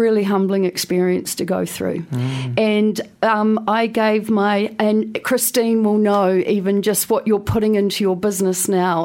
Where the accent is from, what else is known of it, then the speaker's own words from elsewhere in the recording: Wainuiomata, Wellington, New Zealand; moved away; also born or lived in London; I was a girl from Wainui Omata. I couldn't wait to get as far away from my beautiful hometown as possible.